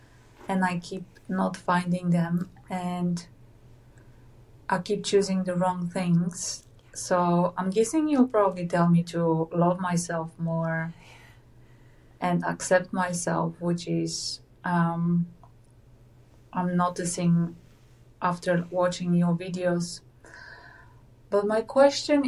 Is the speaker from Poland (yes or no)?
yes; Poland; now in New Zealand; I'm in New Zealand. I come from Poland.